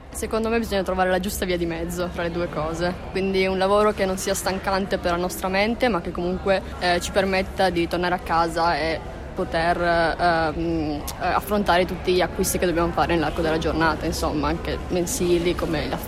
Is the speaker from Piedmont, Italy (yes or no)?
yes; Grugliasco, Piedmont, Italy; eh, sono di Grugliasco, ho 16 anni e anche io vado a Chiuri Vittorini.